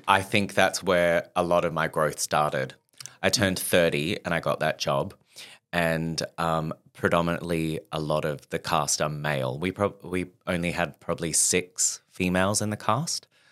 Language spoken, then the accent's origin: English; Perth, Western Australia, Australia; moved away as an adult; now in London, United Kingdom; growing up in Perth